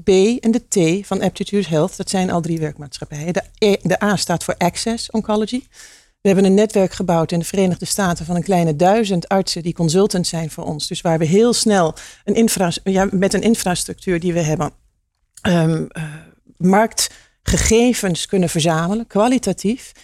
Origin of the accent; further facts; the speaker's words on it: Hengelo, Overijssel, Netherlands; ik kom uit Hengelo.